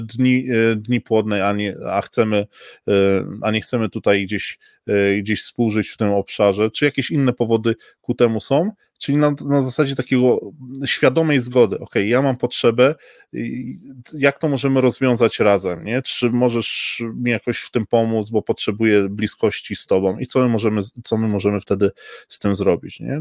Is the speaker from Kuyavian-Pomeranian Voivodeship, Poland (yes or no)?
no; Silesian Voivodeship, Poland; jestem tutaj ze Śląska